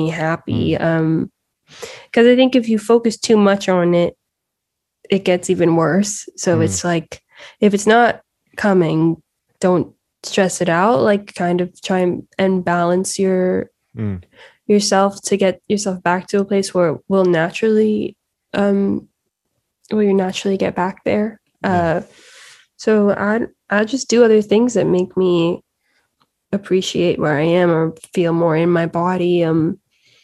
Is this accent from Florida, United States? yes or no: yes; Miami, Florida, United States; moved away as an adult; also born or lived in Nashville, Tennessee; now in Los Angeles, United States; I grew up in Miami